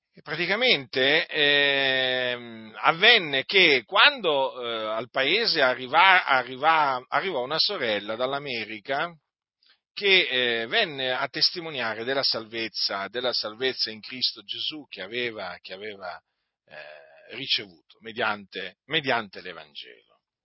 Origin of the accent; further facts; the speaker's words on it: Noyon, Hauts-de-France, France; also born or lived in Sicily; non sono nato in Sicilia, benché loro si siano sposati in Sicilia, i miei genitori, ma sono nato in Francia, a Noyon